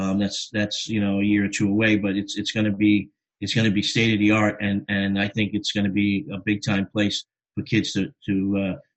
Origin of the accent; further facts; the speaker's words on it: New York City, New York, United States; moved away as an adult; I grew up in the Bronx playing on the blacktop, playing on the asphalt, you know, the concrete